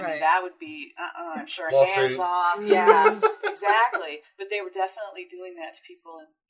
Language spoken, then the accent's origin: English; California, United States; I grew up in California